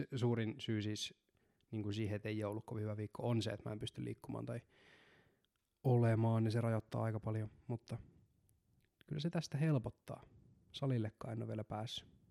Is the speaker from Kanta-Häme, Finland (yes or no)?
no; Seinäjoki, South Ostrobothnia, Finland; mä synnyin Seinäjoella